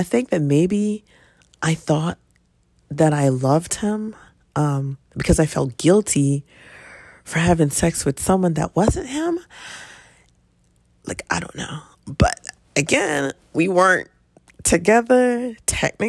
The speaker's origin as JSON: {"language": "English", "town": "Philadelphia", "region": "Pennsylvania", "country": "United States", "tie": "born or raised there", "said": "typical 19, 20 year old growing up in Philly"}